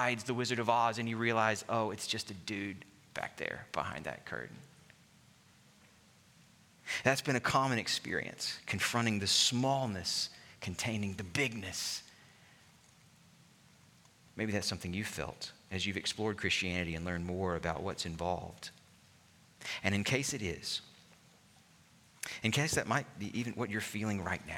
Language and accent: English; Alabama, United States; my home state of Alabama